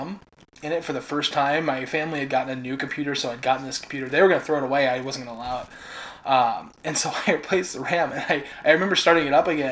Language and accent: English; Midwest, United States; Growing up in the Midwest